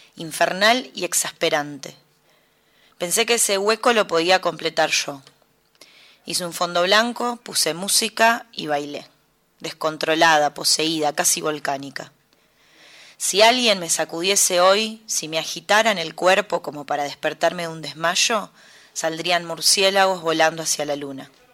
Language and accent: Spanish; Mercedes, Buenos Aires Province, Argentina; moved away as an adult; now in Buenos Aires, Argentina; Soy de Mercedes, Buenos Aires. Nací ahí y me vine a vivir acá, a Capital, muy chica, a los 18, 19 años.